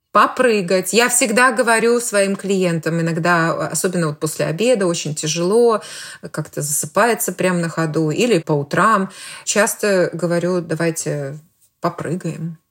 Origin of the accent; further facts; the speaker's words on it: Belarus; moved away as an adult; я родом из Беларуси, и уехала я оттуда больше 20 лет назад